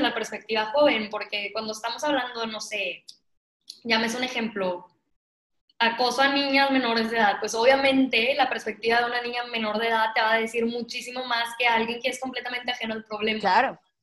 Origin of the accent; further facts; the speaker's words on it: Mexico; a mí como mexicana